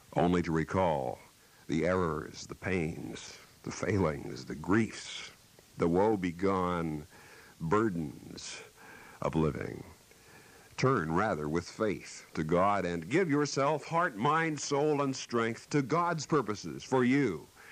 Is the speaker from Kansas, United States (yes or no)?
yes; Kansas, United States; moved away; my hometown back in Kansas